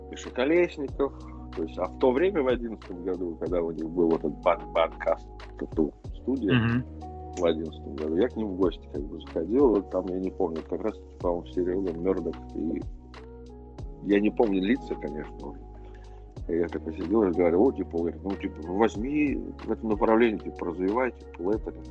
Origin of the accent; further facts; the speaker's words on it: Ufa, Bashkortostan, Russia; moved away; Хотя мы из Уфы переехали